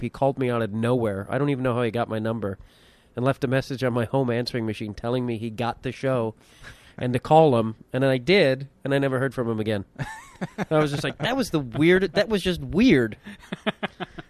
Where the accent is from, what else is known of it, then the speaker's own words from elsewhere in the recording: Chicago, Illinois, United States; also born or lived in Burbank; I grew up in and around Chicago.